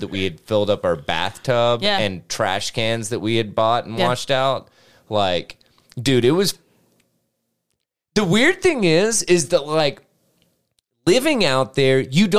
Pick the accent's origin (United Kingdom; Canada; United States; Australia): United States; I grew up in Granger County